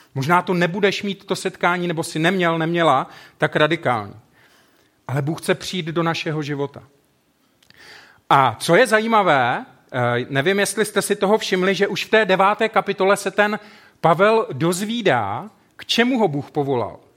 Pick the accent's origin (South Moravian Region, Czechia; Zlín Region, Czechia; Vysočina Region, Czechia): South Moravian Region, Czechia; also born or lived in Brno; now in Ostrava, Czech Republic; Já jsem vyrůstal kousek na Jižní Moravě.